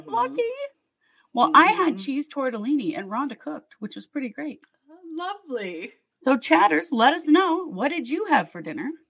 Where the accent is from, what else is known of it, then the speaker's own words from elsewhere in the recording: Wisconsin, Minnesota, Midwest, United States; now in Oakland, United States; I'm from Wisconsin, Minnesota.